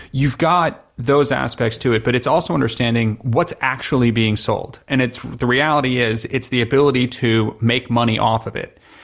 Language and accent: English; New York, United States; moved away as an adult; also born or lived in Middle East; born and raised in New York